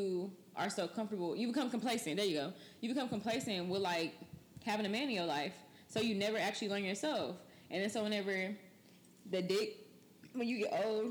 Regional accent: Texas, United States; moved away as an adult; also born or lived in Ohio; I'm from Texas

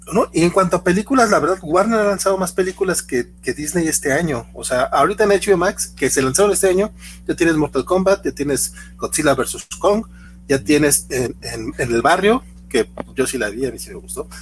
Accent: Durango, Mexico; yo soy de Durango Capital

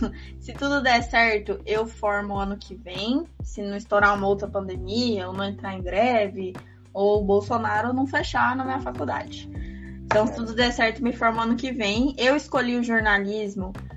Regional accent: Goiás, Brazil; Eu tenho 20 anos, eu sou goiana

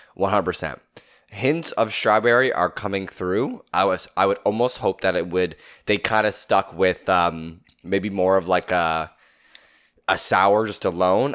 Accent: Southern Ontario, Canada; we are from Southern Ontario, Canada

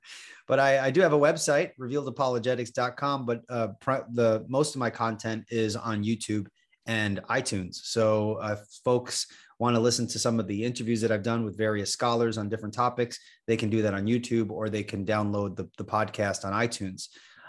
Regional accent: Long Island, New York, United States; now in North Carolina, United States; I grew up in New York, Long Island, New York, and I have been working for the Christian private schools for a long time.

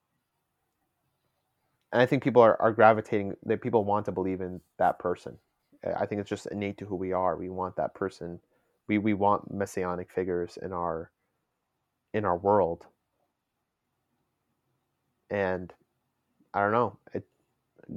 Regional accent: United States; I'm an American

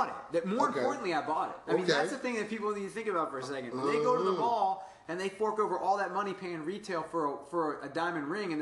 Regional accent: Woodbridge, Virginia, United States; All right. And I was from Woodbridge, Virginia, Occoquan area.

